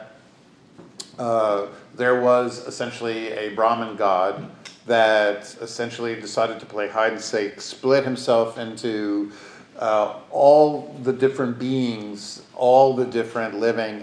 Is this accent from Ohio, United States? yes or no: no; New York, United States; I was born in the Upper West Side